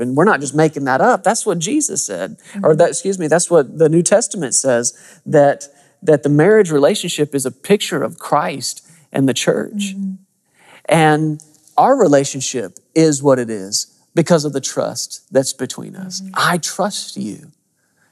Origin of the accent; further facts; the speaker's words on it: Arkansas, United States; I'm from Arkansas